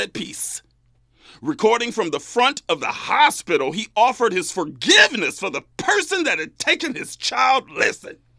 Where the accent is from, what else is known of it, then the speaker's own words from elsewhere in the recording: Bakersfield, California, United States; moved away; back in my hometown of Bakersfield